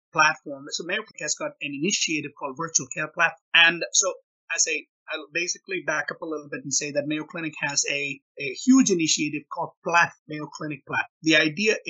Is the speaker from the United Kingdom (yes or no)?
no; India; moved away as an adult; also born or lived in Rochester, Minnesota / Oklahoma; now in United States; I grew up in India